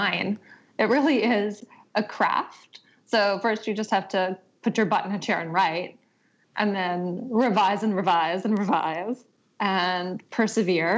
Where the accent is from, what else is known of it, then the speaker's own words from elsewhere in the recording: Arizona, United States; moved away; I'm from Arizona